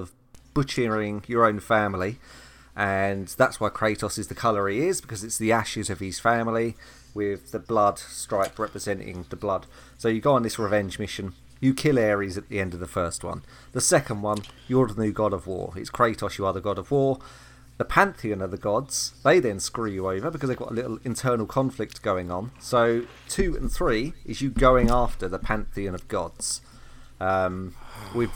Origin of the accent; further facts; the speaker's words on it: United Kingdom; I'm British